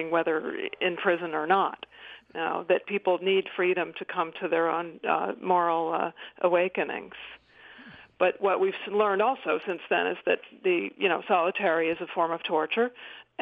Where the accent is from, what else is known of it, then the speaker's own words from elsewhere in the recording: Philadelphia, Pennsylvania, United States; Philadelphia, my hometown